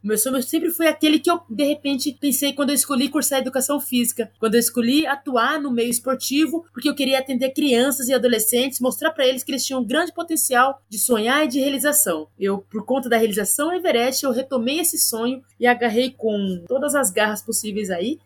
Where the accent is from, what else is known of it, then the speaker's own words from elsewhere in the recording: Campinas, São Paulo, Brazil; na região onde eu nasci e onde eu vivo até hoje, a periferia da cidade de Campinas